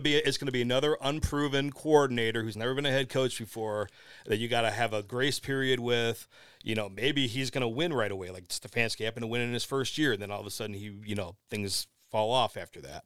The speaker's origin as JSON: {"language": "English", "area": "Lorain", "region": "Ohio", "country": "United States", "tie": "born or raised there", "said": "the Morning Journal, which is my hometown paper"}